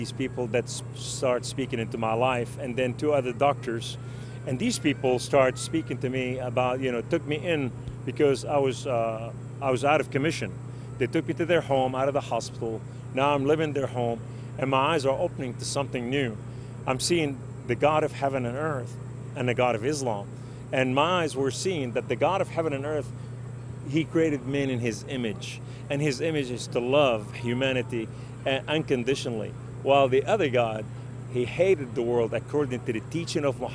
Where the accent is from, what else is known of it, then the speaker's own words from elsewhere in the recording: Beirut, Beirut Governorate, Lebanon; I was raised in Beirut, Lebanon, we were a poor family